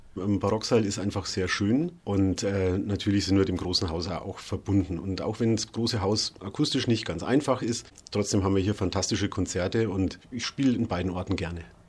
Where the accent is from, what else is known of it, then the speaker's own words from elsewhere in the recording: Bad Reichenhall, Bavaria, Germany; now in Rostock, Germany; Ich komme aus Bad Reichenhall